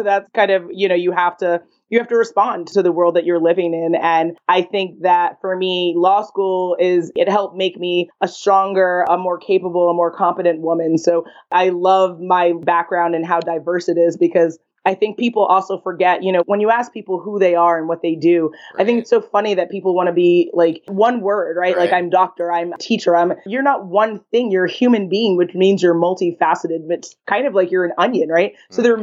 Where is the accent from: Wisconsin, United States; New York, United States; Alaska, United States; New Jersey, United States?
New York, United States; New York City; I'm born and raised in Manhattan, nice. New York. I'm proud of being a New Yorker